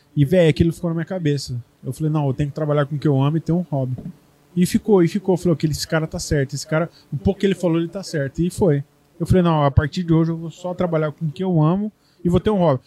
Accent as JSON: {"language": "Portuguese", "country": "Brazil", "moved": "yes", "said": "sou brasileiro"}